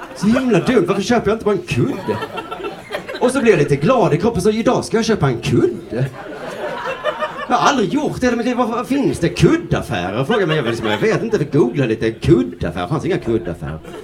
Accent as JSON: {"language": "Swedish", "country": "Sweden", "said": "Vi i Sverige"}